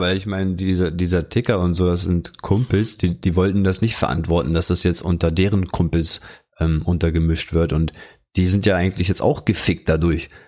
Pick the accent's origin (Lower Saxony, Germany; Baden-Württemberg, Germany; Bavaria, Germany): Lower Saxony, Germany; hier bei uns in Niedersachsen